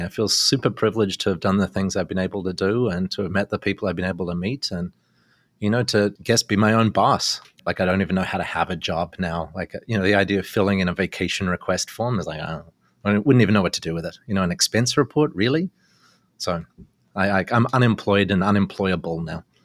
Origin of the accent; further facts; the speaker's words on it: Australia; now in Canada; being Australian